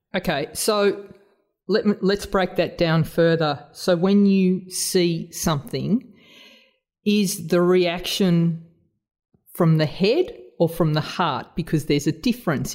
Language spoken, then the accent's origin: English; Australia; accent: Australian; my Australian accent